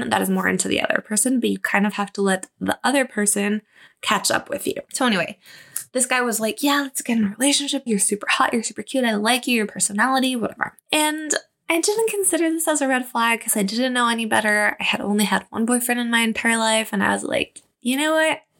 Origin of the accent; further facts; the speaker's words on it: Mexico; also born or lived in Germany; I didn't date for the longest time because obviously I moved to Germany and then I moved back to my hometown. Well, not where my parents were living. And then I tried to finish high school really fast to get out of there and move to Mexico City